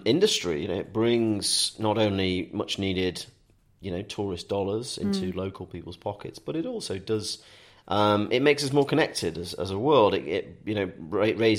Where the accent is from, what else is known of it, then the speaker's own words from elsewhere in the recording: Staffordshire Moorlands, West Midlands, United Kingdom; moved away; I'm originally from Staffordshire Moorlands, so I'm on the edge of the Peak District